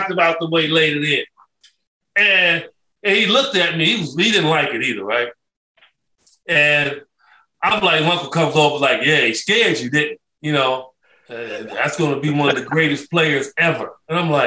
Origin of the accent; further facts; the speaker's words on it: Chicago, Illinois, United States; moved away as an adult; also born or lived in Phoenix, Arizona; I grew up in Cabrini Green. And then we moved to the west side of Chicago